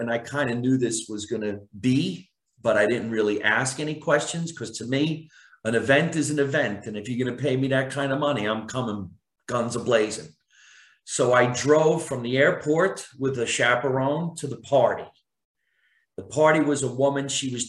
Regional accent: New Jersey, United States; And you can't hear that I'm from New Jersey. I had no accent. I went to, acting school, and I did everything I could to get rid of my accent.

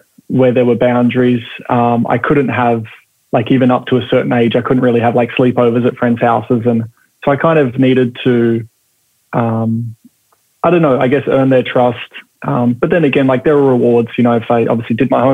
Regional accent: Perth, Western Australia, Australia; growing up, you know, in, I guess for me, it was Perth

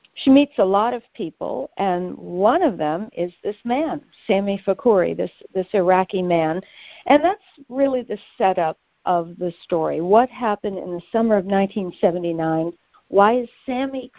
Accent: Detroit, Michigan, United States; I'm from Detroit

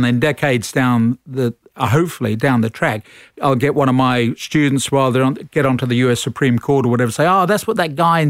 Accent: London, United Kingdom; moved away as an adult; now in Australia; So, I'm a Londoner.

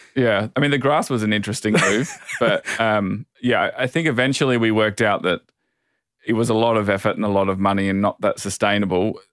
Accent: Adelaide, South Australia, Australia; also born or lived in Sydney; now in Los Angeles, United States; I come from Adelaide originally, and Adelaide, I think it says it on the number plates, is the festival state

